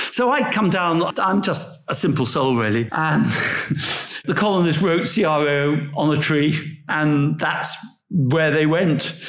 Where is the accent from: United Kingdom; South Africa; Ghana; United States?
United Kingdom; England; I'm an Englishman